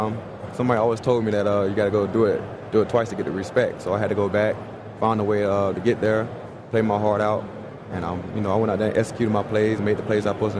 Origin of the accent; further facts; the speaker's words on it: Brunswick, Georgia, United States; I love my hometown, small town.